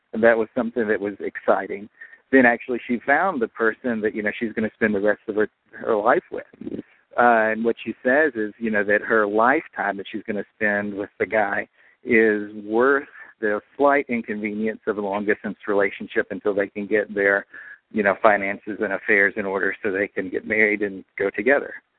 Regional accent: Pikeville, Kentucky, United States; I'm from Pikeville, Kentucky, the home of the Hatfield McCoy feud

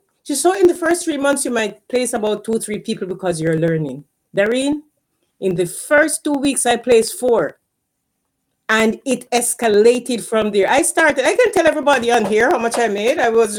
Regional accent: Jamaica; moved away as an adult; because when I came from Jamaica, I career pivoted to IT. Because when I came here, I was a professor at the university in Jamaica before I came here.

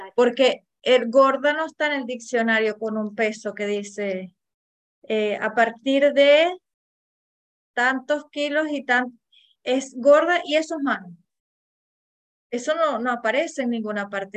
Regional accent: Venezuela; yo que soy venezolana

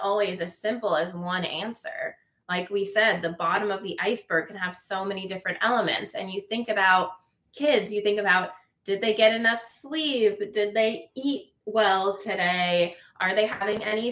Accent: Carmel, California, United States; moved away; I grew up in Carmel, which is known to be a beach town

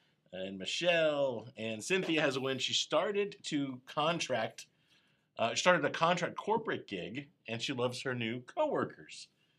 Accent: Tampa, Florida, United States; where I grew up in Tampa

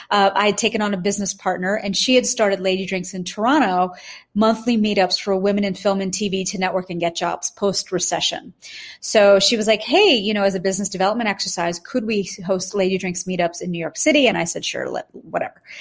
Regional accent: India; Because truly, as we're being raised as Indian women, there's no space to have conversations about becoming CEO, COO, managing director, senior counsel, not in our friend circle, not in our home circles.

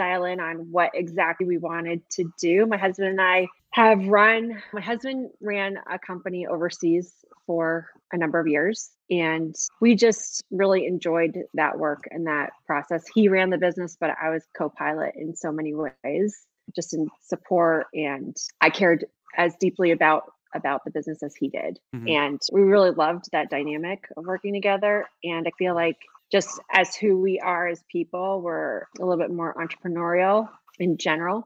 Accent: Northeast, United States; moved away as an adult; also born or lived in Central Europe; now in Dallas, United States; I am originally from the Northeast, but my family and I moved to Dallas, Texas 2.5 years ago after living overseas for the better part of a decade

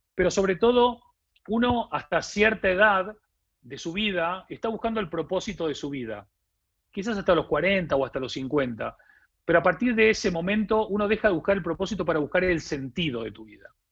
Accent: Argentina; accent: Argentine; moved away as an adult; now in Spain; yo vengo de un país que es Argentina, como se habrán dado cuenta por mi acento, a pesar de que ya vivo 20 años en España, viví 30 en Argentina

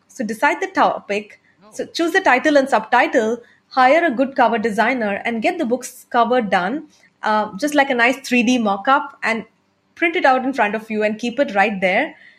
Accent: India; first language Tamil; English is a second language; I'm an entrepreneur from India

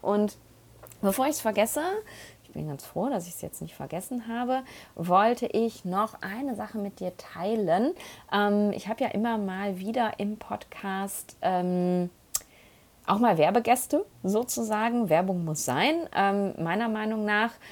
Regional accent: Essen, North Rhine-Westphalia, Germany; moved away; also born or lived in Panama; von Essen aus, da wo ich herkomme

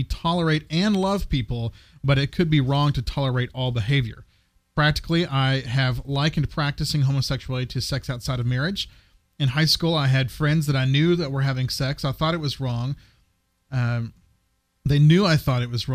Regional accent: Texas, United States; moved away; also born or lived in Wilmore, Kentucky / Santa Fe, New Mexico; I grew up in Texas

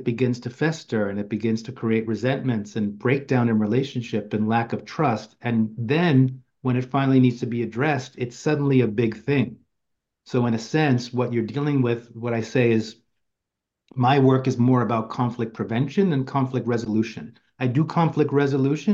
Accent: New York City, New York, United States; since I've been a kid growing up in Queens, New York

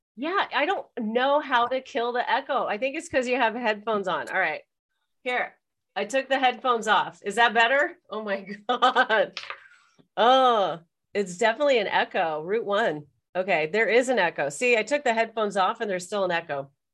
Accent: United States; now in Canada; I'm American, even though I'm living in Canada

